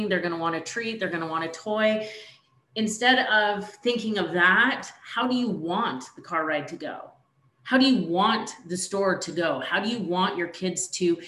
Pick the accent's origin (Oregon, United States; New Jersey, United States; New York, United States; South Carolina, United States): Oregon, United States; moved away; You're going to head to my hometown. You're going to Oregon